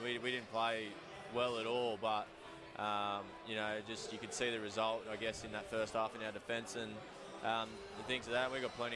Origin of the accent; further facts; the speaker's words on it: 1.5-2 hours north of Newcastle, New South Wales, Australia; moved away as an adult; now in Auckland, New Zealand; Newcastle's basically my hometown team. I grew up an hour and a half, 2 hours north of there.